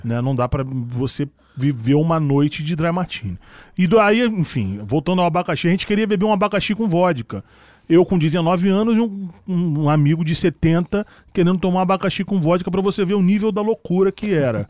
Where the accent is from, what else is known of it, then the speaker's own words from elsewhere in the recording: Rio de Janeiro, Brazil; Na Uruguai, eu nasci na Uruguai 138